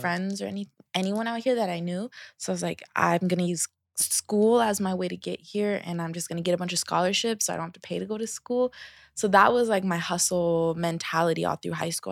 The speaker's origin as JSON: {"language": "English", "town": "Seattle", "region": "Washington", "country": "United States", "tie": "born or raised there", "said": "I am from Seattle, Um, let's see, out of Washington. Um, I grew up with me, my mom, my sisters"}